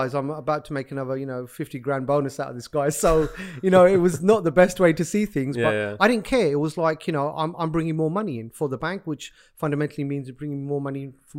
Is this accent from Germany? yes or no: no; Pakistan; being Pakistani, I often use this kind of gesture of, you either need to be a good cricketer, or you know, you need to be a doctor, otherwise you failed as a Pakistani child.